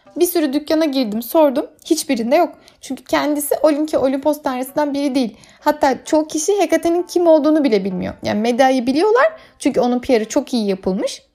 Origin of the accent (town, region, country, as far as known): Turkey